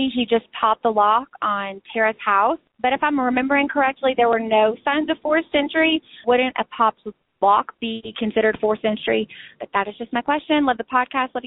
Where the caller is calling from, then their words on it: Atlanta, Georgia, United States; I'm calling from Atlanta.